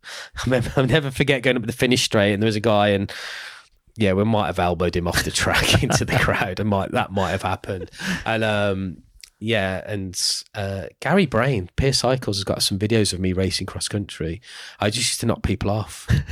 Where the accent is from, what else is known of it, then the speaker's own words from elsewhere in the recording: Birmingham, West Midlands, United Kingdom; I am from Birmingham